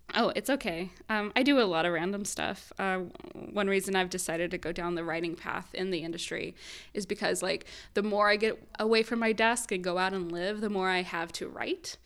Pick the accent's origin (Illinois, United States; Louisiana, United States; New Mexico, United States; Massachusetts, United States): Illinois, United States; Southern; moved away as an adult; also born or lived in Chicago, United States; now in Southern California, United States; I went to school in Chicago. I grew up in Southern Illinois